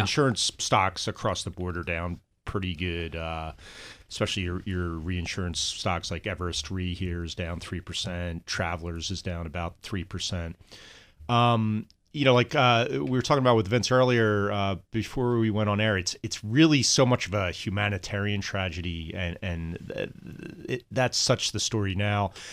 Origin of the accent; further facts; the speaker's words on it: New Jersey, United States; I'm from New Jersey